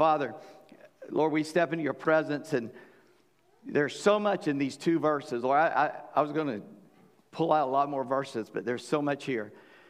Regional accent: Charleston, South Carolina, United States; now in Virginia, United States; I said, I'm from South Carolina. He said, where are you from? I said, Charleston. He said, you don't talk that way.

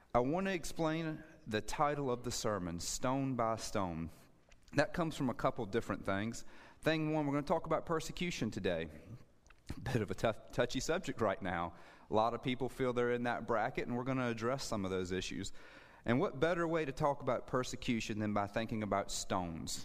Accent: Suffolk, Virginia, United States; moved away; also born or lived in Lynchburg, Virginia / Middle East; I grew up in Suffolk, Virginia.

